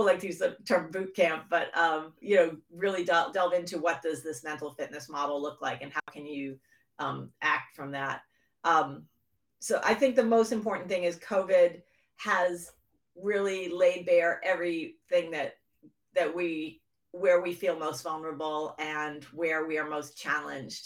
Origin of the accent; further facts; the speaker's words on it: just outside of Boston, Massachusetts, United States; I grew up in just outside of Boston, Massachusetts